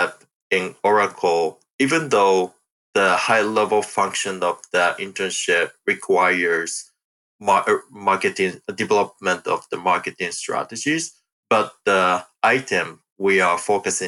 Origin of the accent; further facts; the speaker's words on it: Japan; moved away as an adult; also born or lived in Michigan, United States; now in Sunnyvale, United States; I was born and raised in Japan